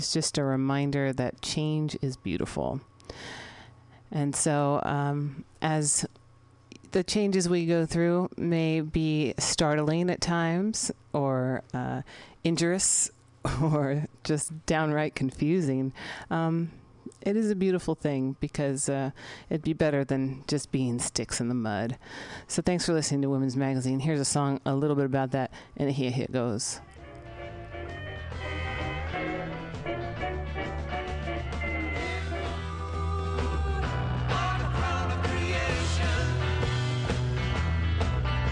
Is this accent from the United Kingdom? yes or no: no; San Francisco, California, United States; It's my hometown